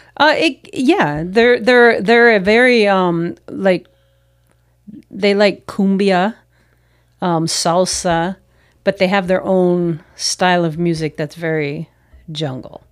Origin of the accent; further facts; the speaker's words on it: United States; moved away as an adult; also born or lived in New York / Philadelphia; now in Peru; as American uh, North Americans